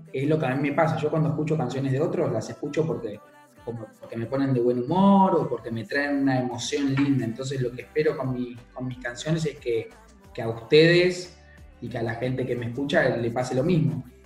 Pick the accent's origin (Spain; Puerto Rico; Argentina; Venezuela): Spain; Mallorca, Balearic Islands; now in England, United Kingdom; soy de Mallorca, pero vivo en Inglaterra